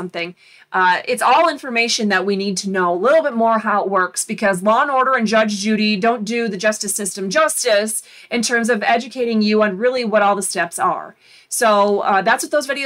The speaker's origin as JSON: {"language": "English", "region": "Florida", "country": "United States", "tie": "born or raised there", "also_born_or_lived": "Michigan", "said": "I grew up in Florida, even though Michigan is always going to be my home as well"}